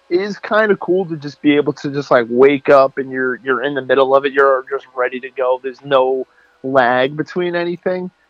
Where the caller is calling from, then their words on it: Astoria, New York, United States; Uh, currently, I'm sitting in my apartment in Astoria, Queens.